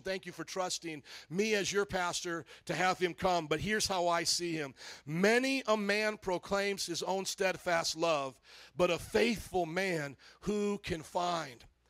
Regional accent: Fort Wayne, Indiana, United States; born or raised there; moved away; also born or lived in New Orleans

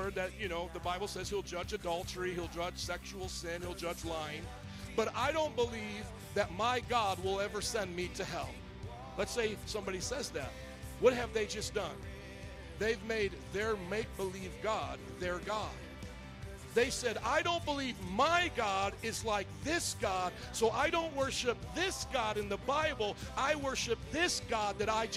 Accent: Chicago, Illinois, United States; we're from Chicago

